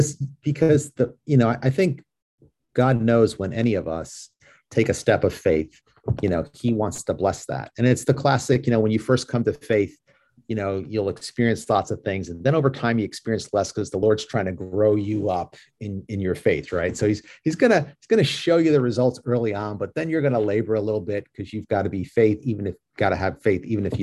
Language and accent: English; New York, United States; I'm from New York